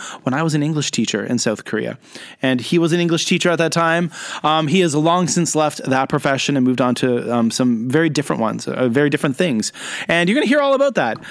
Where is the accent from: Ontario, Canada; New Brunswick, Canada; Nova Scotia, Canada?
Nova Scotia, Canada; Louisbourg; moved away as an adult; now in Shenzhen, China; I grew up in Cape Breton Island in Nova Scotia